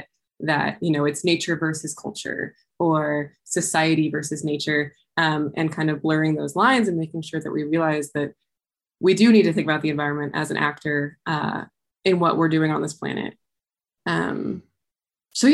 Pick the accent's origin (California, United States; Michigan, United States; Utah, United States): Utah, United States; Heber City; I was raised in Heber City, Utah